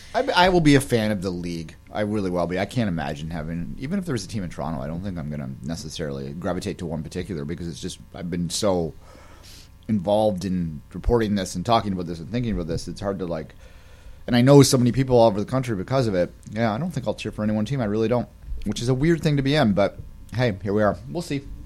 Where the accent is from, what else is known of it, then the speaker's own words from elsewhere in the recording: England, United Kingdom; now in Canada; I'm English